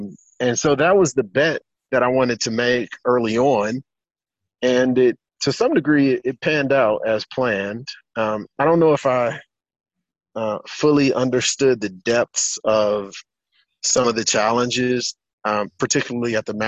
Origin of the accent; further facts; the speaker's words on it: United States; moved away as an adult; now in Africa; So I'm from the States. I'm from the U.S. I moved to the continent 6 years ago